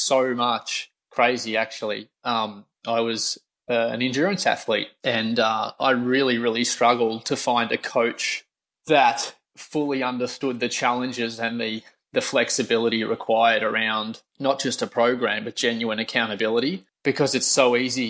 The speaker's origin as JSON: {"language": "English", "country": "Australia", "said": "I'm Australian"}